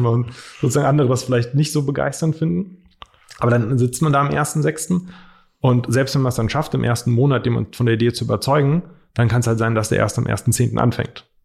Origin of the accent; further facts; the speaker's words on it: Frankfurt area, Hesse, Germany; ich komme hier aus der Ecke, Marco kommt hier aus der Ecke ähm, und praktisch wohnen hier schon sehr lange